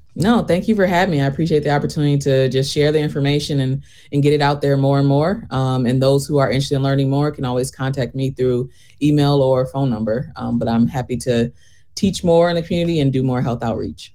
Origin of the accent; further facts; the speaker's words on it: Flint, Michigan, United States; moved away as an adult; also born or lived in Washington, D.C. / Chicago; I am originally from Flint. Um, did my training in D.C. and Chicago before coming back here in 2020